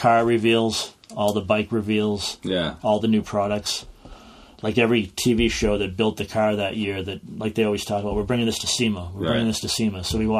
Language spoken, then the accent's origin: English; Plaistow, New Hampshire, United States; And I tell her I'm from Plasto.